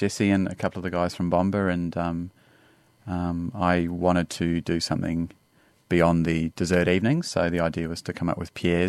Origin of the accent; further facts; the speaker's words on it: Dubai, United Arab Emirates; So we grew up in Dubai.